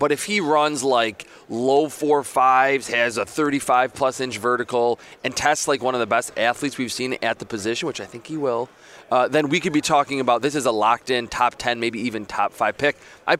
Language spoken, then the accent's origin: English; Buffalo, New York, United States; I'm from Buffalo.